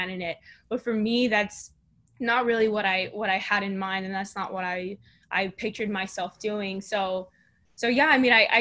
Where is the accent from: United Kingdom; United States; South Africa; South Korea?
United States; South Texas; now in Houston, United States; I was born and raised in South Texas, right by the border of Mexico